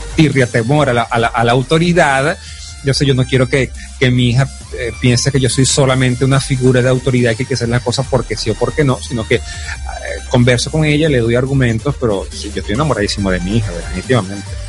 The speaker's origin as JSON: {"language": "Spanish", "country": "Venezuela", "tie": "born or raised there", "also_born_or_lived": "Caracas", "said": "me regresé a mi pueblo"}